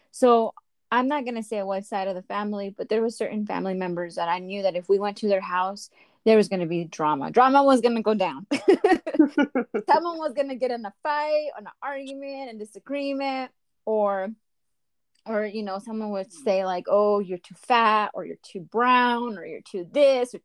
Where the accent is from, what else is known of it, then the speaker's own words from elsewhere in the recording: Inland Empire, San Bernardino County, California, United States; also born or lived in Mexico; I'm from the Inland Empire. San Bernardino County